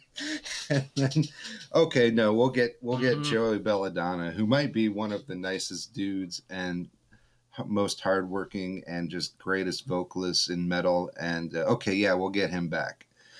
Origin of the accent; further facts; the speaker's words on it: Iowa, United States; I'm from Iowa.